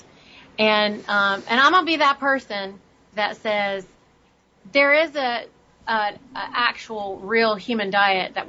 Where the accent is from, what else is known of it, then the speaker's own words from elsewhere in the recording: India; now in United States; I'm from India